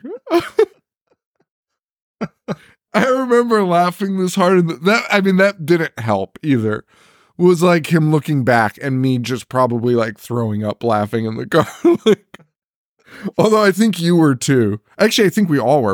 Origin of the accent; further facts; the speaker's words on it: Connecticut, United States; We're from Connecticut. It's fucking cold here